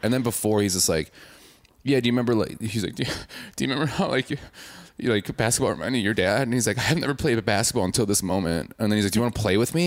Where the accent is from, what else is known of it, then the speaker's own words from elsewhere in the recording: suburb of Milwaukee, Wisconsin, United States; I'm not from Milwaukee. I'm from a suburb